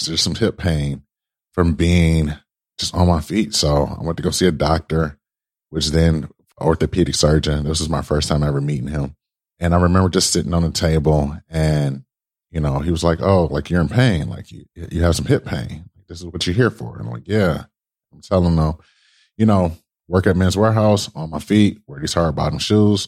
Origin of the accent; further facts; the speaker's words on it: Detroit, Michigan, United States; So I transferred to a school back home in Michigan, right? Well, you know, like I said, I'm from Michigan